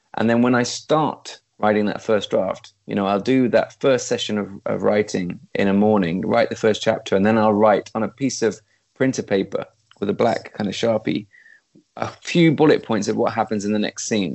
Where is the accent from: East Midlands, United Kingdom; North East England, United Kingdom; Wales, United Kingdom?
East Midlands, United Kingdom; moved away as an adult; also born or lived in London; now in Sweden; I'm a country boy. I was brought up in the East Midlands in the middle of nowhere